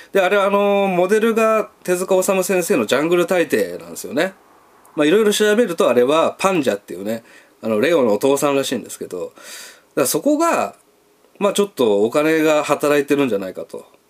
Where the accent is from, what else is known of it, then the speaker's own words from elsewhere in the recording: Hiroshima, Japan; 僕はあの広島出身なんで